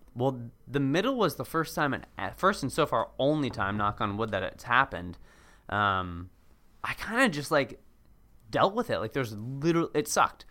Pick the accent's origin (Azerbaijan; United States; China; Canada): United States; Cambridge, Massachusetts; moved away as an adult; also born or lived in Washington, D.C.; now in Los Angeles, United States; I grew up in Cambridge